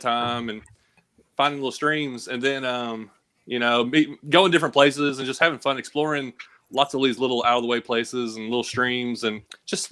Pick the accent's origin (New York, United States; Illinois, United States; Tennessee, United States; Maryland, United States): Tennessee, United States; Clarksville; also born or lived in Kentucky; now in East Tennessee, United States; I was born in Kentucky, so we kind of moved from Kentucky to Tennessee